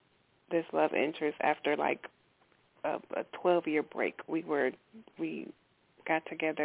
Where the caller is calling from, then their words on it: Milwaukee, Wisconsin, United States; I'm calling from Milwaukee, Wisconsin.